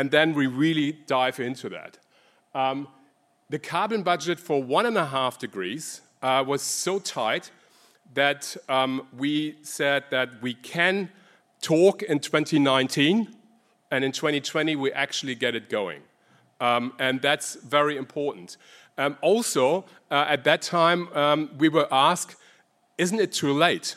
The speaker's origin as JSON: {"language": "English", "country": "Germany", "accent": "German", "second_language": "English", "moved": "as an adult", "lives_now": "Sydney, Australia", "said": "As you hear from my accent, I'm originally German. I migrated to Australia."}